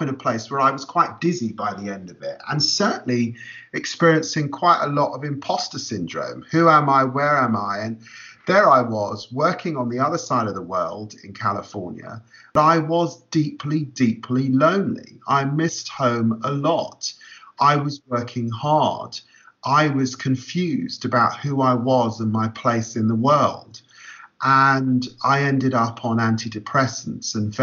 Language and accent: English; London, United Kingdom; also born or lived in Peterborough; growing up in Tottenham in an inner city environment